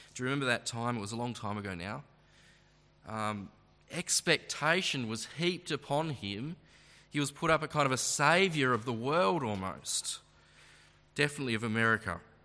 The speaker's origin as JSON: {"language": "English", "town": "Launceston", "region": "Tasmania", "country": "Australia", "tie": "born or raised there", "said": "I'm a local, I am born and bred from this uh, fair ground here"}